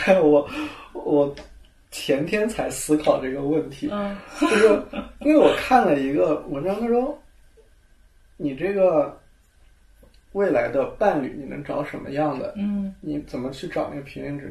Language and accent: Chinese; Yunnan, China; now in Beijing, China; 这我是云南人，西南性